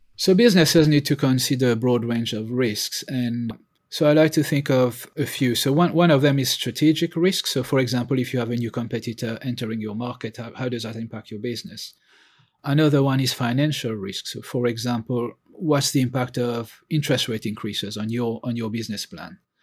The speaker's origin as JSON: {"language": "English", "country": "Mauritius", "also_born_or_lived": "continental Europe", "moved": "yes", "lives_now": "United Kingdom", "said": "I'm originally from Mauritius. I've lived and worked in five countries, inc-, that includes the U K, as well as in continental Europe and emerging markets."}